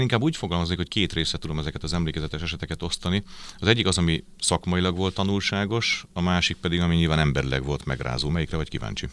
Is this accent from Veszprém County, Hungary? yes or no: no; Pécs, Baranya, Hungary; also born or lived in Győr; Győrben születtem, de aztán viszonylag korán édesapám munkája miatt elköltöztünk Pécsre, és aztán Pécsen nőttem föl egészen az érettségig